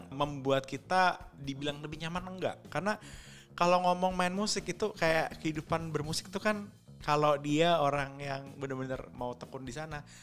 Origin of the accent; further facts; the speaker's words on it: Java, Indonesia; Orang saya orang Jawa, sendiri. Jawa KW.